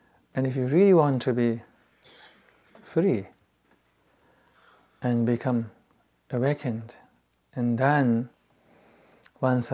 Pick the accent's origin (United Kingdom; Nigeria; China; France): China; Tibet; moved away; I grew up in Tibet